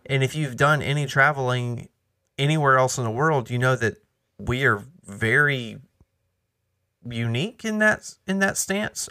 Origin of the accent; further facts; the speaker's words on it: United States; us as American believers